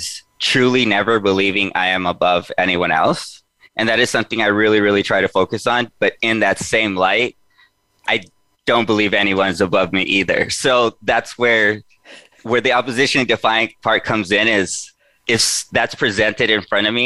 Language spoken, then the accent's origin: English; Los Angeles, California, United States; I was born and raised in East Los Angeles. So I grew up in the 80s and 90s there